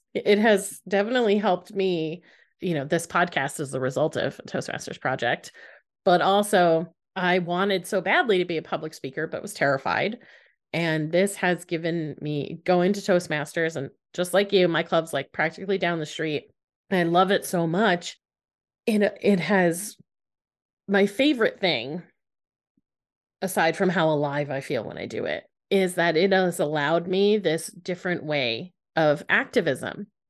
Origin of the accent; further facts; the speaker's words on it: United States; as an American.